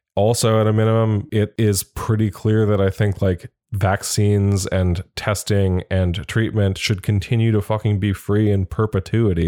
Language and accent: English; United States; as an American